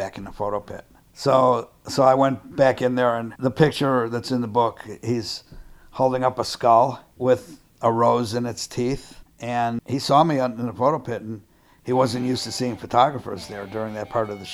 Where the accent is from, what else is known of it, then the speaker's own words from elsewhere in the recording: Chicago, Illinois, United States; I'm from Chicago